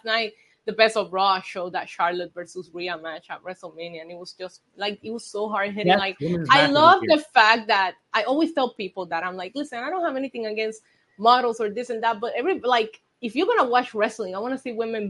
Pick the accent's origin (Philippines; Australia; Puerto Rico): Puerto Rico; moved away as an adult; also born or lived in United States; I grew up in Puerto Rico and I lived in Puerto Rico 19 years before I left for the States